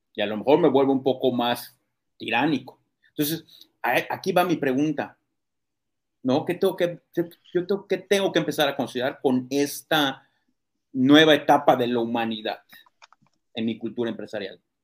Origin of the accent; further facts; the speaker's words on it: Mexico; nosotros como mexicanos